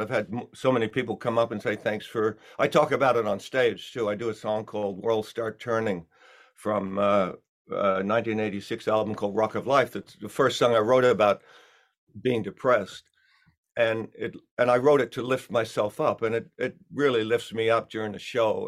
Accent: Australia; accent: Australian; also born or lived in England; now in United States; my Australian accent's still there

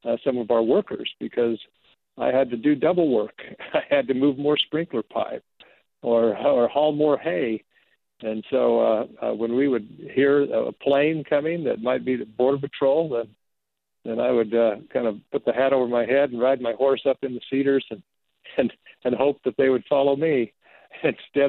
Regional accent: rural Arizona, United States; raised in Arizona without, particularly in rural Arizona

